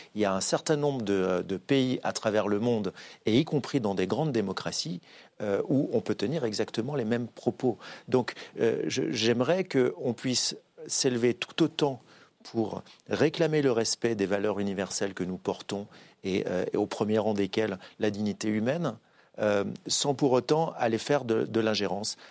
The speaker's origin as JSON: {"language": "French", "town": "Saint-Étienne", "region": "Auvergne-Rhône-Alpes", "country": "France", "said": "Je ne suis pas parisien, je suis stéphanois"}